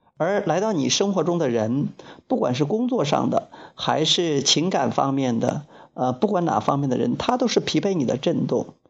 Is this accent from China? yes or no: yes; China; 在武阳我们老家